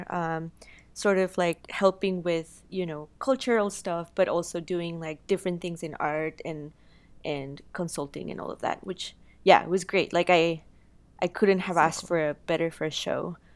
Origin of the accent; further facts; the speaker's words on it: Guanajuato, Mexico; wow, like, yeah, I'm from Mexico. I'm from one, you know, Guanajuato, which is a town that inspired a lot of uh, like the uh, world of the dead.